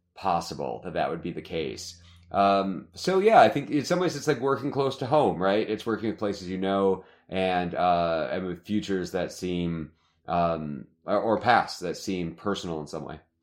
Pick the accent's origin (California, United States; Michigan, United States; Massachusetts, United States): Michigan, United States; moved away as an adult; also born or lived in Ohio; now in Arizona, United States; I'm from the Midwest, you know, I, I grew up in Michigan